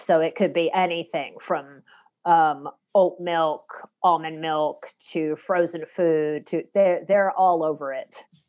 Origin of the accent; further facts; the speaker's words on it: the South, United States; moved away; I am from the South originally